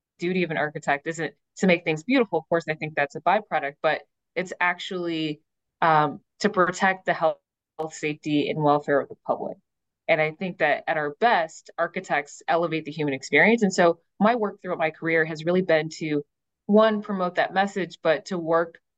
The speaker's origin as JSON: {"language": "English", "town": "Detroit", "region": "Michigan", "country": "United States", "tie": "born or raised there", "said": "my early experience growing up in Detroit."}